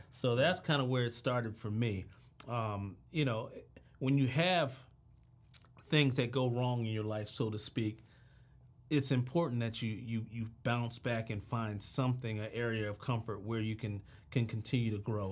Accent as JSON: {"language": "English", "town": "Washington", "region": "District of Columbia", "country": "United States", "said": "I'm from Southeast D C"}